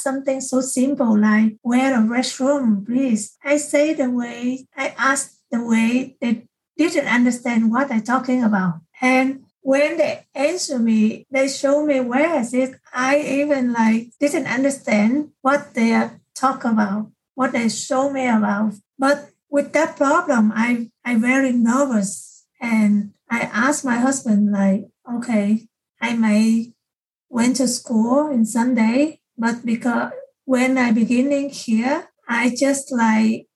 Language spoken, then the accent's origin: English; Vietnam; English is a second language; moved away as an adult; now in United States; I learned English in my country when I was in middle school